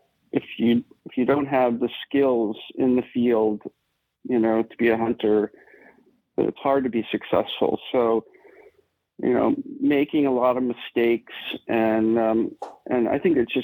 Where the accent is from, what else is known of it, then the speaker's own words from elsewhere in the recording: Malibu, California, United States; Growing up in Malibu and Southern California, surfing